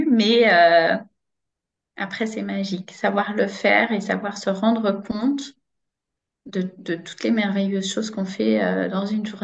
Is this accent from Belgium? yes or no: yes; Braine-l'Alleud, Wallonia, Belgium; je suis de Brenne Lalleux.